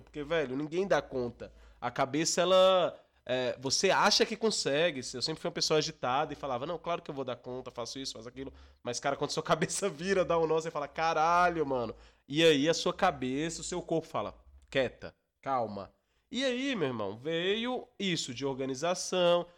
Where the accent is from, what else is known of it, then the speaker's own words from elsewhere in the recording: Minas Gerais, Brazil; Eu sou de Minas Gerais, minha família é de Minas Gerais